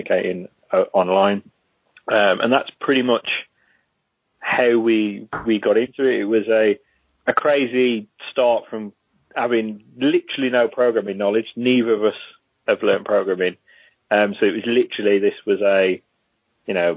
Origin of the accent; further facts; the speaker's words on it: Wolverhampton, West Midlands, United Kingdom; moved away as an adult; also born or lived in Middlesbrough; I'm originally from Wolverhampton.